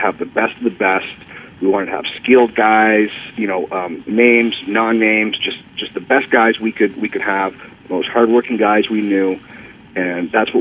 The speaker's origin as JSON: {"language": "English", "town": "Toronto", "region": "Ontario", "country": "Canada", "tie": "born or raised there", "said": "my hometown of Toronto"}